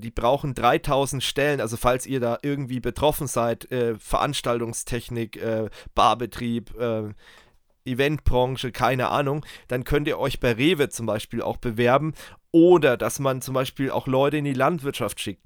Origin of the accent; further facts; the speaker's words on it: Germany; bei uns in Deutschland